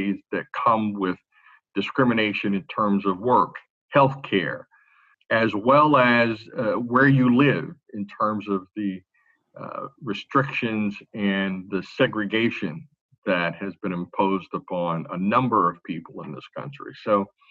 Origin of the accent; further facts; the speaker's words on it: Louisville, Kentucky, United States; moved away as an adult; now in Franklin, United States; born and raised in Louisville, Kentucky